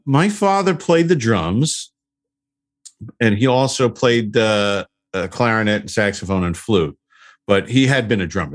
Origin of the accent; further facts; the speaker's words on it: Huntington, New York, United States; I'm from Huntington, Long Island